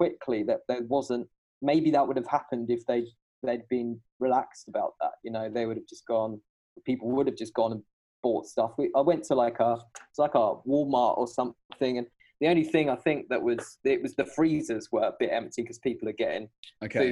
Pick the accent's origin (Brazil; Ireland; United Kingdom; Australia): United Kingdom; Shoreham-by-Sea, South East England; moved away as an adult; also born or lived in Brighton; now in Hangzhou, China; Brighton, where I'm from. And I'm trying to sound cool. I'm more from Shoreham. I was born in Brighton